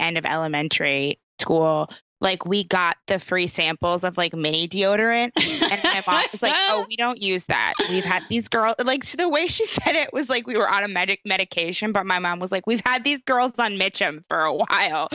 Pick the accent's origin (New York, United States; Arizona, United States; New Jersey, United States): New York, United States; I grew up in New York State